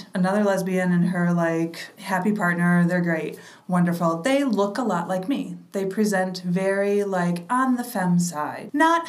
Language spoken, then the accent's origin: English; Midwest, United States; moved away as an adult; also born or lived in Michigan / Uganda; now in New York, United States; when I was a young lesbian growing up in the Midwest